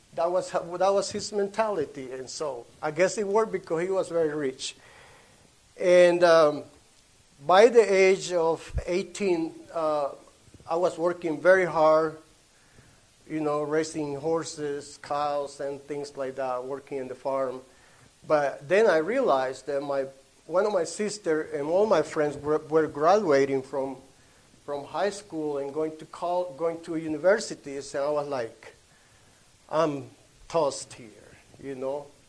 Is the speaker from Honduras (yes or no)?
yes; Honduras; first language Spanish; English is a second language; moved away; I was born in Honduras.